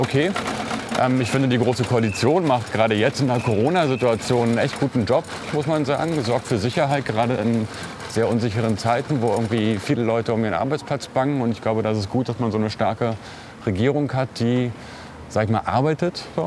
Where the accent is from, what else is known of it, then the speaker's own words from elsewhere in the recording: Berlin, Germany; also born or lived in Hellersdorf, Berlin; Also ich bin ja auch in Neukölln groß geworden